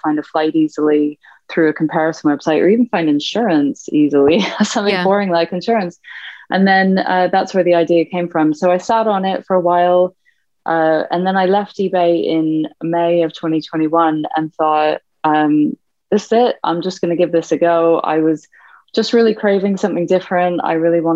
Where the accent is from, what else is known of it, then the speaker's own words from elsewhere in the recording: Canada; moved away as an adult; now in United Kingdom; I'm Canadian by background. I've been in the UK about 10 years.